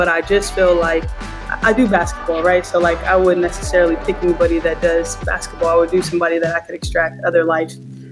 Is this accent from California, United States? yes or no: yes; Compton area, Los Angeles, California, United States